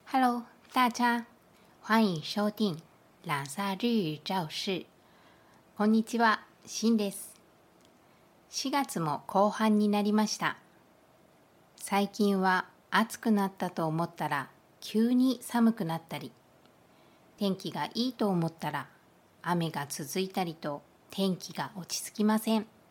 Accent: Kyushu, Japan; now in Taiwan; 私の出身地、九州

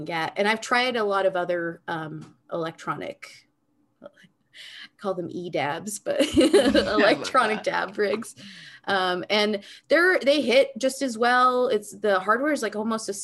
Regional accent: United States; growing up in the United States, so being Americanized

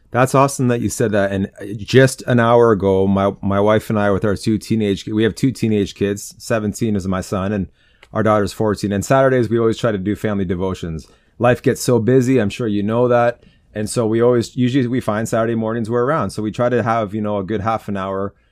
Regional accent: Southern Ontario, Canada; I'm from Southern Ontario. I'm an hour away from Toronto

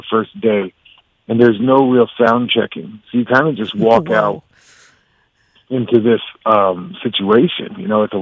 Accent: Saugerties, New York, United States; I grew up in Saugerties and, yeah, my whole life

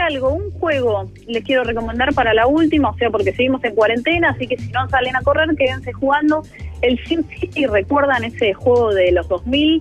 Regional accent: Argentina

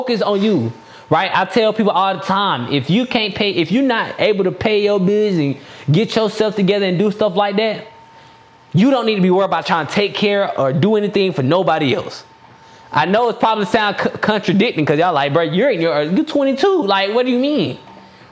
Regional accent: DeKalb County, Georgia, United States; now in Stockbridge, United States; I'm from DeKalb County

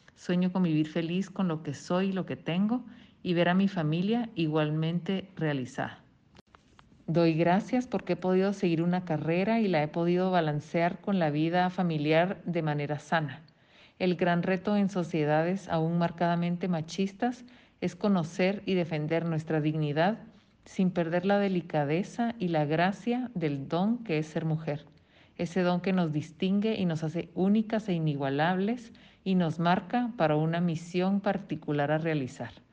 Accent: Buenos Aires, Argentina; soy de Buenos Aires, Argentina

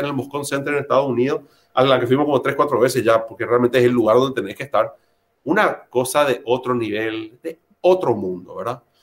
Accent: Paraguay; also born or lived in Argentina; yo de nacimiento soy argentino, pero viví acá desde los dos años de edad, me casé acá, estudié acá, mis hijos son de acá, yo soy paraguayo

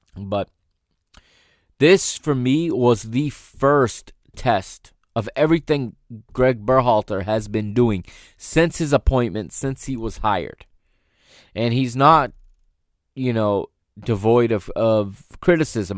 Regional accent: United States; I am an American

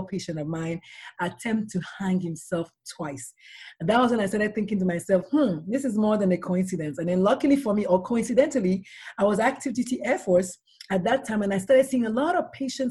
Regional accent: Nigeria; now in San Antonio, United States; I'm a Nigerian-born pediatrician

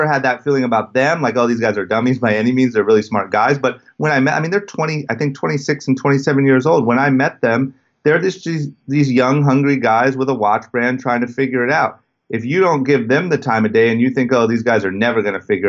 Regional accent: Akron, Ohio, United States; I grew up in outside of Akron, Ohio, in a super small town and was obsessed with skateboarding

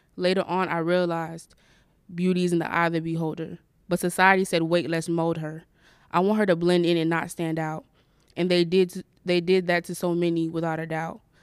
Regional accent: Florida, United States; I am from Florida

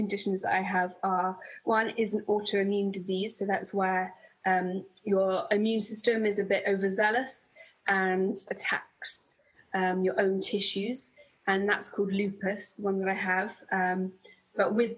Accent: Bedfordshire, East of England, United Kingdom; I grew up in Bedfordshire, in the countryside

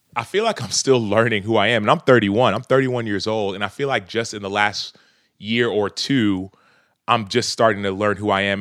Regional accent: Dallas, Texas, United States; my church was in South Dallas

